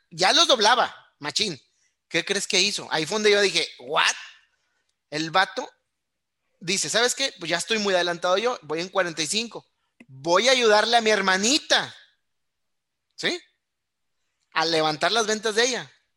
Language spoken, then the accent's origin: Spanish; Monterrey, Nuevo León, Mexico; yo soy nacido y criado aquí en Monterrey